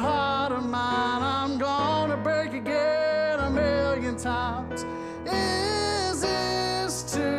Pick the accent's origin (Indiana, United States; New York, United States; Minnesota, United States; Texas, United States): Texas, United States; Santa Fe; I'm from Santa Fe, Texas.